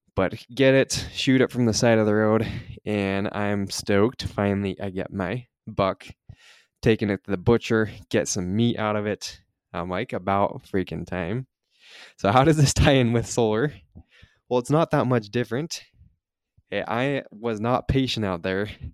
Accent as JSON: {"language": "English", "region": "Utah", "country": "United States", "said": "I'm from Utah, so I went back down to southern Utah"}